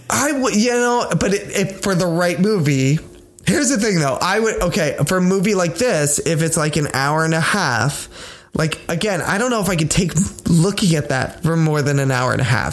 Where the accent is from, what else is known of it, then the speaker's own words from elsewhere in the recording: United States; I'm American.